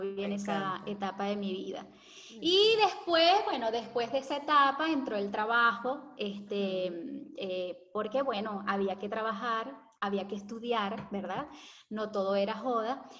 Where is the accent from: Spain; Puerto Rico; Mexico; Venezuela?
Venezuela; Valencia, Carabobo; moved away as an adult; also born or lived in Caracas, Venezuela / Santa Teresa del Tuy, Venezuela; now in Argentina; nos fuimos a Valencia, y ahí fue donde ah, ya estuvimos permanentemente